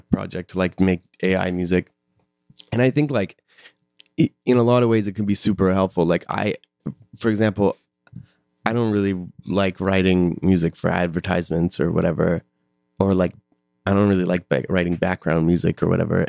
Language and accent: English; Calgary, Alberta, Canada; I'm from Calgary